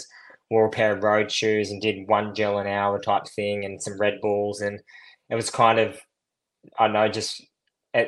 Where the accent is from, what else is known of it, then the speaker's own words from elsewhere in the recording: Coffs Harbour, New South Wales, Australia; also born or lived in Murwillumbah, New South Wales; now in Melbourne, Australia; So I did primary schooling in a little town called Mwillimbah, which is kind of like a hippie town inland from Byron. And then I did my high schooling in Coffs Harbour